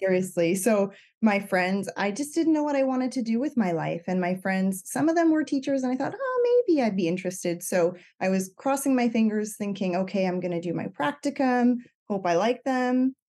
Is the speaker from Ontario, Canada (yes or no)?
no; Cape Breton Island, Nova Scotia, Canada; moved away as an adult; now in British Columbia, Canada; I'm from Cape Breton Island, um, but I live in British Columbia right now. I've been here since twenty ten.